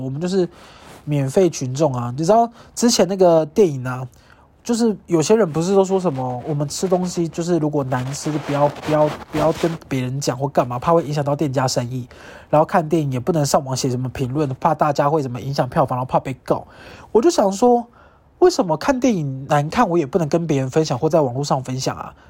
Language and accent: Chinese; Kaohsiung, Taiwan; 我老家的高雄